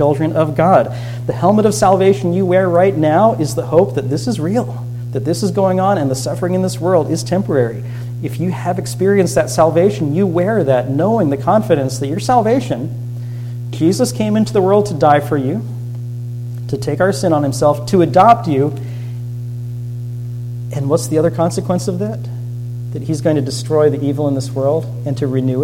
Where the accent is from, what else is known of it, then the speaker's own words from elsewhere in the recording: Florida, United States; I grew up in Florida